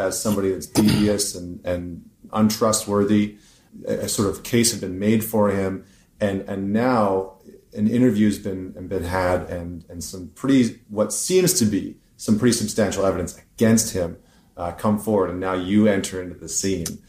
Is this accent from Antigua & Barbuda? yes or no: no; Canada; I'm Canadian